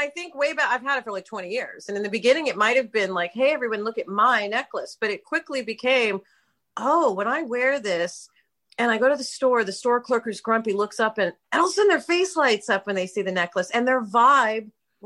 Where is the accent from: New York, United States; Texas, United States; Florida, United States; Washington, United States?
New York, United States; New York City; I grew up in New York City